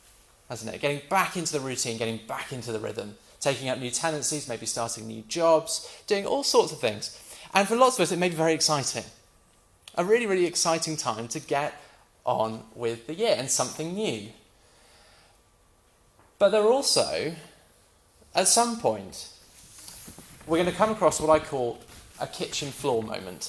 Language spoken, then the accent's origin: English; United Kingdom; We're British, most of us.